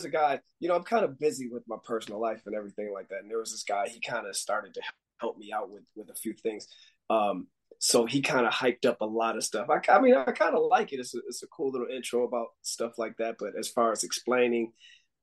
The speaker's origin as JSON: {"language": "English", "town": "Buffalo", "region": "New York", "country": "United States", "tie": "born or raised there", "also_born_or_lived": "Hawaii", "moved": "as an adult", "said": "I moved back from Hawaii back to home in Buffalo, New York"}